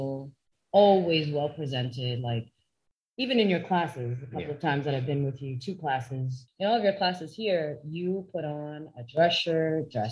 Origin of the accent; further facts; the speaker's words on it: Canada; I'm Canadian.